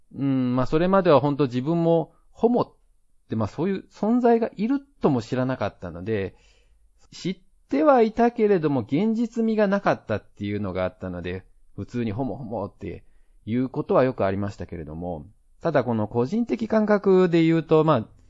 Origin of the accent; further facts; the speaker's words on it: Japan; now in Taiwan; 台湾人パートナーを持つ日本人